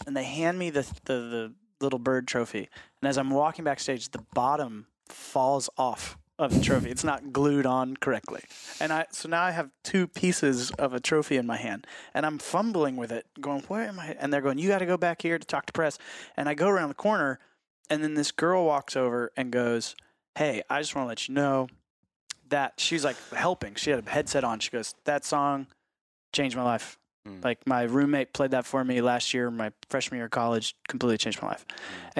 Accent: Fredericksburg, Virginia, United States; I grew up in Fredericksburg, Virginia.

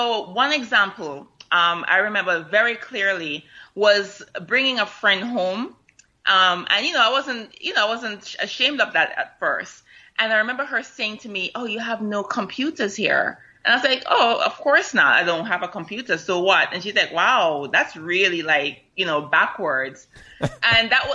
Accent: Kingston, Jamaica; now in United States; I was growing up in Vineyard Town

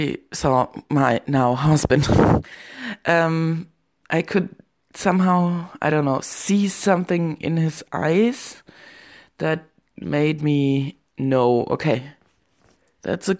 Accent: Germany; also born or lived in Berlin; I'm from Germany

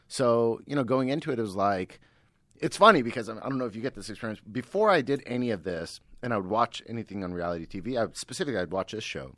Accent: Bay Area, California, United States; moved away as an adult; now in Los Angeles, United States; I grew up in the Bay Area

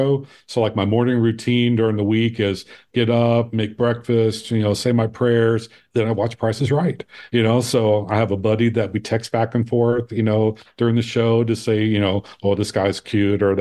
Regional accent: Ohio, United States; now in Phoenix, United States; I grew up on Lake Erie in Ohio

